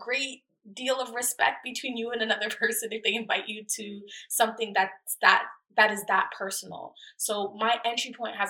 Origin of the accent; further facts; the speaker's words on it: Brampton, Ontario, Canada; also born or lived in Toronto; I was like born in Toronto, but I was raised in Brampton. I spent 12 years of my life there